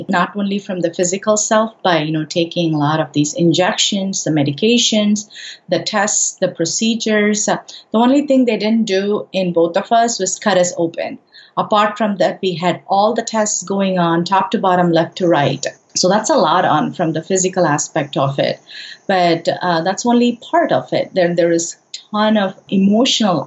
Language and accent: English; India; moved away; I'm originally from India